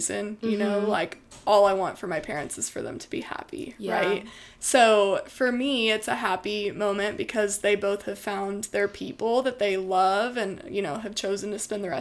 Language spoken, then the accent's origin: English; Midlothian, Texas, United States; I am from Midlothian, Texas, which has quickly evolved into a suburb of Dallas